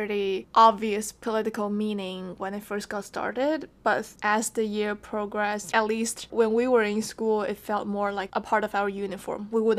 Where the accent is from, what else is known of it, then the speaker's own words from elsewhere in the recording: China; We're here to share with you stories of growing up in China as two Gen Zs.